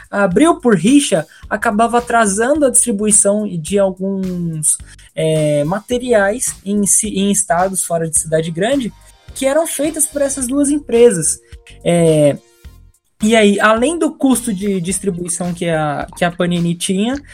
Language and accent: Portuguese; São Paulo, Brazil; eu sou paulista, então, não, de certa forma, aqui a gente não tem